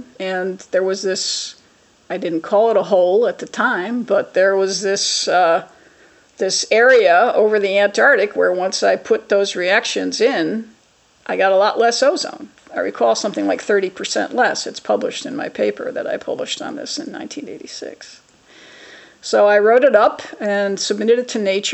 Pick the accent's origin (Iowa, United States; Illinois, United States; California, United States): Illinois, United States; Chicago; I'm originally from Chicago